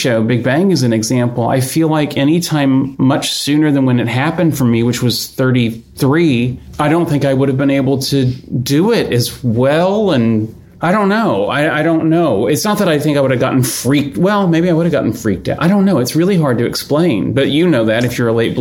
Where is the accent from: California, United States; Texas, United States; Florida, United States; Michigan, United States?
Texas, United States; Houston; moved away as an adult; I grew up in Houston